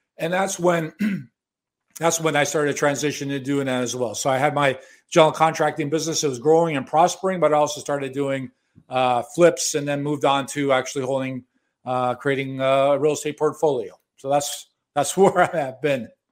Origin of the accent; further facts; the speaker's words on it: Chicago, Illinois, United States; moved away as an adult; also born or lived in Miami Beach, Florida; now in Toronto, Canada; I was born and raised in Chicago